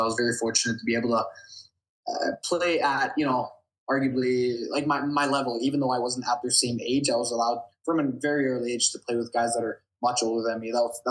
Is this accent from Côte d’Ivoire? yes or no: no; Bergen, Vestland, Norway; moved away as an adult; now in Canada; staying in my hometown Bergen and playing for Viking